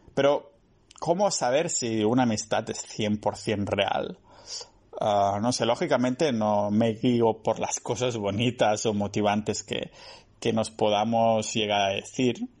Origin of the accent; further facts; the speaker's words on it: a town near Barcelona, Catalonia, Spain; moved away; mi pueblo cerca de, de Barcelona